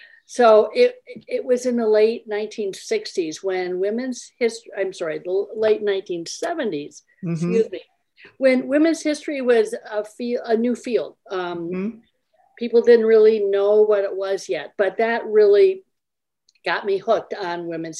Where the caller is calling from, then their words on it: Eden Prairie, Minnesota, United States; I'm calling in from Eden Prairie, Minnesota.